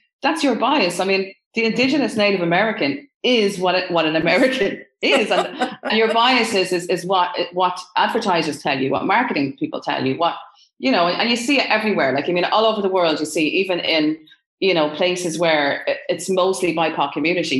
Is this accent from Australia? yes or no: no; Ireland; I'm Irish